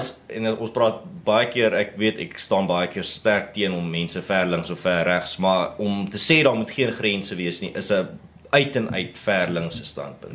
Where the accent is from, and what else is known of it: South Africa